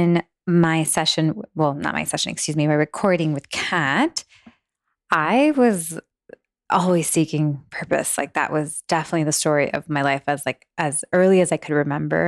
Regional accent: Miami, Florida, United States; moved away as an adult; also born or lived in Los Angeles; a Miami girl

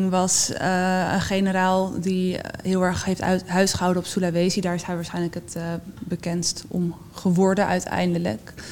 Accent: Netherlands; Nee, we zijn Nederlanders, dus het is heel goed dat ehm, we aan die kant van de geschiedenis hebben gestaan.

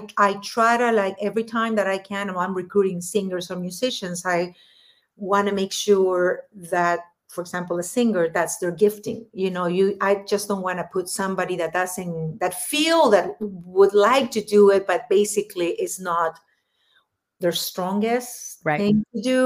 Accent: Lima, Peru; first language Spanish; English is a second language; moved away as an adult; now in Los Angeles, United States; when I was growing up in Peru

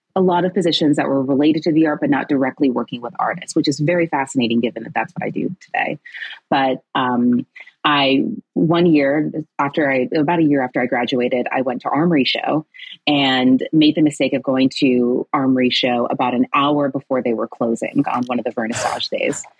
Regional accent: Chicago, Illinois, United States; moved away; also born or lived in New York City; I'm originally from Chicago

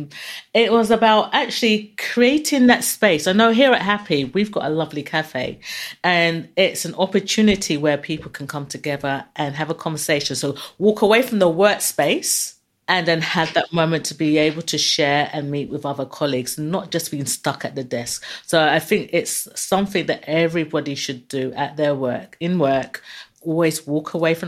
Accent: South East Nigeria, Nigeria; I'm from Biafra as well

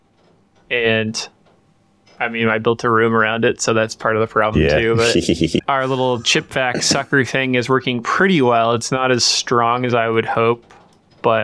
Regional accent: Nebraska, United States; near my hometown, in Nebraska.

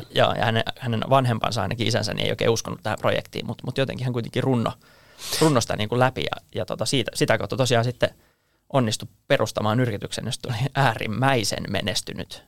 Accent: Finland

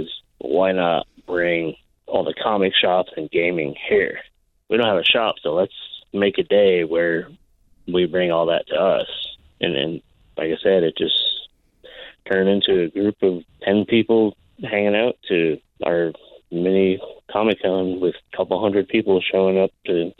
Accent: Connecticut, United States; now in Alaska, United States; Like I came here, I've been here for 15 years. I came from Connecticut.

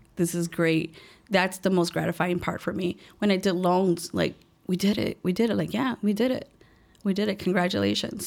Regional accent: Chicago, Illinois, United States; I was born and raised here in Chicago, um, a little place called Little Village

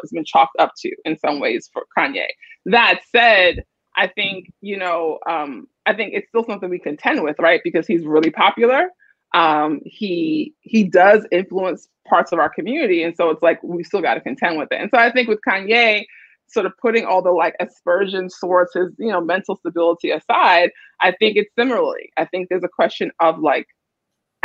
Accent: New York City, New York, United States; I grew up in Brooklyn in a single parent household

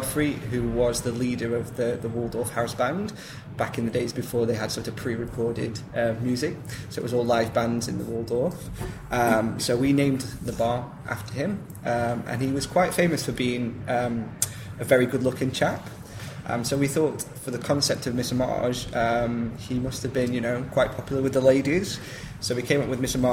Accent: Stoke-on-Trent, West Midlands, United Kingdom; moved away as an adult; now in London, United Kingdom; I'm from Stoke-on-Trent originally

